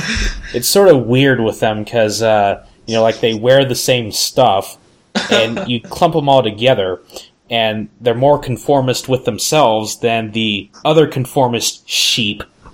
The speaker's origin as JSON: {"language": "English", "region": "Ohio", "country": "United States", "said": "I have red hair. I'm left-handed. I'm from Ohio."}